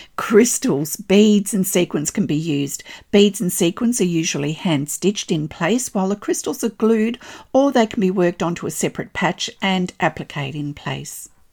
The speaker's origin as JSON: {"language": "English", "country": "Australia", "said": "I'm an Australian textile artist"}